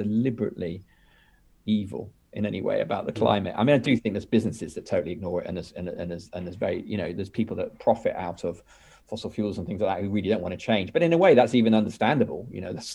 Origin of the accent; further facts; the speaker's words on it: United Kingdom; I'm British. I'm probably going to be happiest living in Britain, because it's my whole cultural reference point.